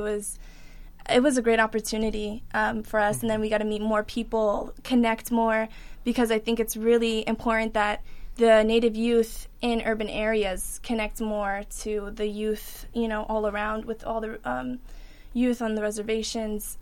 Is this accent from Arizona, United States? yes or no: yes; Tucson, Arizona, United States; we're all from Tucson